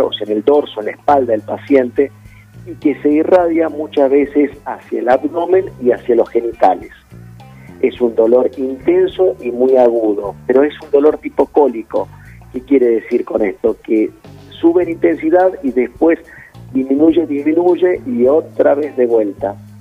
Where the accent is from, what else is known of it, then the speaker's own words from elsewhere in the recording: Metán, Salta, Argentina; now in Salta, Argentina; yo soy de Metán, de Metán